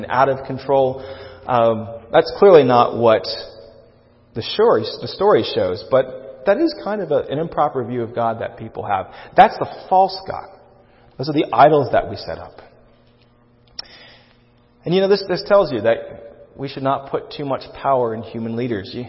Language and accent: English; United States; as American Christians